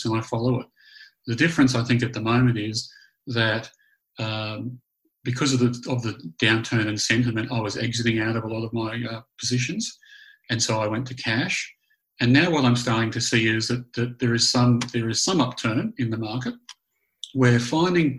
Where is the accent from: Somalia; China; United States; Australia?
Australia; moved away as an adult; also born or lived in Canada / New Zealand; growing up in Australia